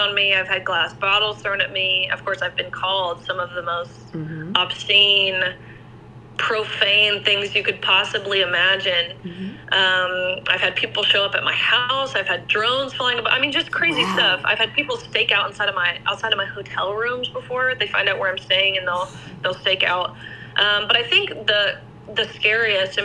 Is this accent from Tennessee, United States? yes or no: yes; Tennessee, United States; I'm from Tennessee